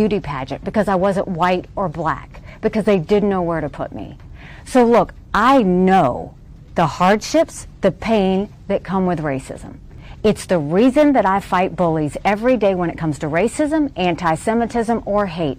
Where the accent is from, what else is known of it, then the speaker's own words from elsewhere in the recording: Deep South, United States; how hard it was to grow up in the Deep South as a brown girl.